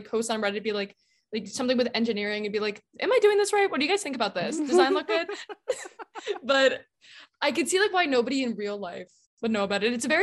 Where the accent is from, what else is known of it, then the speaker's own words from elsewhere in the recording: Boca Raton, Florida, United States; moved away; my hometown of Boca Raton